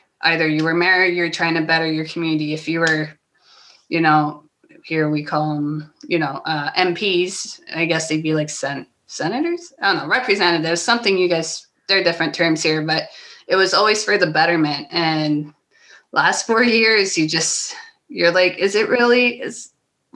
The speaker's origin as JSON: {"language": "English", "region": "Ontario", "country": "Canada", "said": "As a Canadian"}